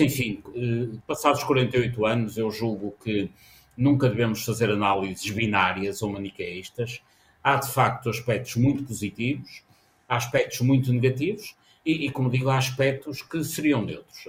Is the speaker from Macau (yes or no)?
no; Castelo, Alto Minho, Norte, Portugal; eu nasci em Castelo, no Alto Minho